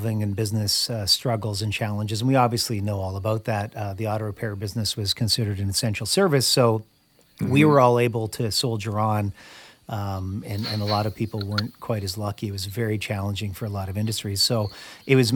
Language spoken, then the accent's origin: English; Canada; moved away; I am originally from Canada as well